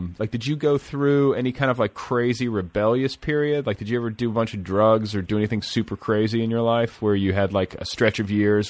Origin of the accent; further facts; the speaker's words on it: Midwest, United States; moved away; I grew up in the Midwest